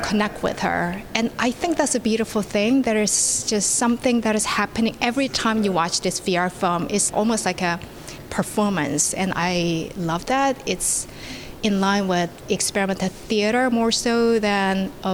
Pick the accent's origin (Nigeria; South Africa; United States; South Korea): South Korea; born and raised in South Korea